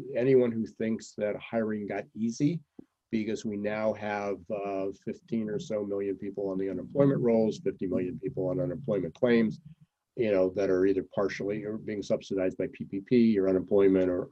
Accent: Pennsylvania, United States; moved away; I'm from Pennsylvania, originally.

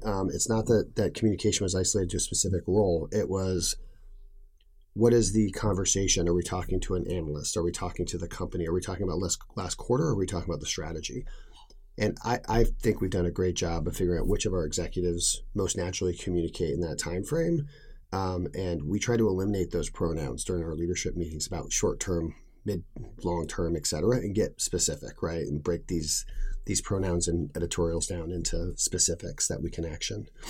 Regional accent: New England, United States; I grew up in New England

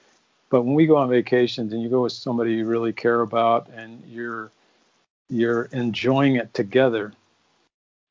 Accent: Phoenix, Arizona, United States; moved away; also born or lived in Minnesota; where I grew up in Phoenix, Arizona

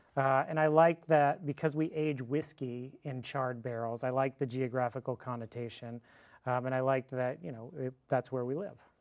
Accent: Fort Worth, Texas, United States; I'm from Fort Worth. I was born and raised

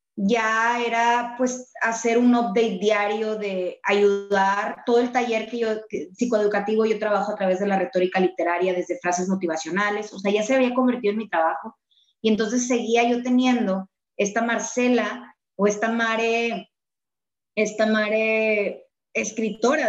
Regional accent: Monterrey, Nuevo León, Mexico; Nosotros en Monterrey, al menos, hablo de, de aquí, de, de, mi ranchito, de donde soy y donde tú también eres

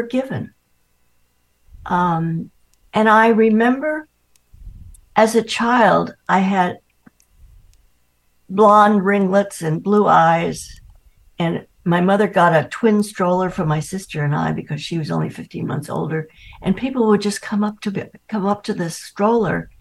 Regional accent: New York City, New York, United States; moved away; I grew up in Manhattan

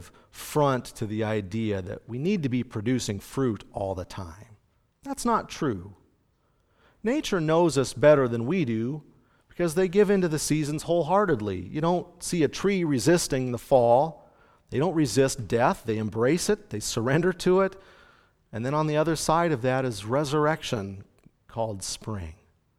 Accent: Canada; I grew up in Canada where we have a very harsh winter and we spend a lot of time indoors

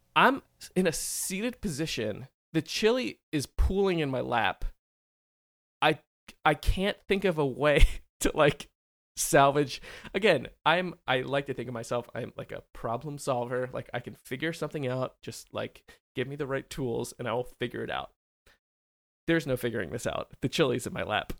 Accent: Philadelphia, Pennsylvania, United States; moved away; I grew up in the Philly area

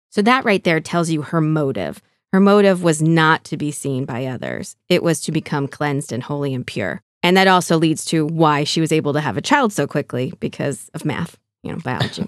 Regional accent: California, United States; moved away as an adult; also born or lived in Arizona; now in Fort Wayne, United States; growing up in California

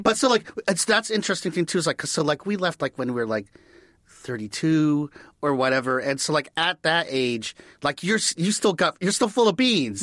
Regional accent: Washington, District of Columbia, United States; moved away; I grew up in Washington, D C

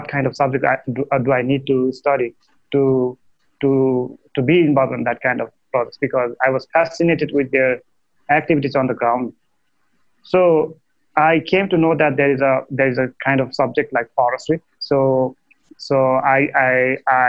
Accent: eastern Nepal, Nepal; I grew up in Eastern Nepal, where Red Panda Network is working now, and it's a rural district. It's a far eastern Nepal

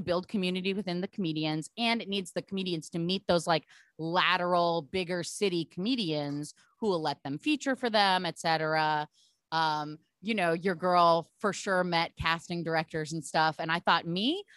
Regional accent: Portland, Oregon, United States; I'm from Portland, Oregon, so being bizarre is my culture also

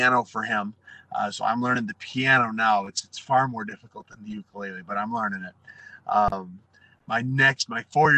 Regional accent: Waterford, Wisconsin, United States; moved away as an adult; now in California, United States; I grew up in Wisconsin

